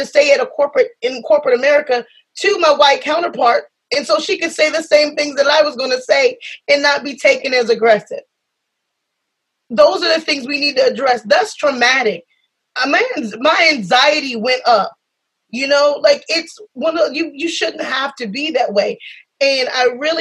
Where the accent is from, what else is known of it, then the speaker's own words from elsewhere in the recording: South Carolina, United States; I come from South Carolina. I'm from the South.